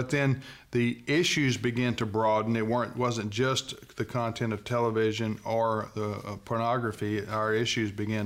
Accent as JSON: {"language": "English", "country": "United States", "said": "we as American Christians"}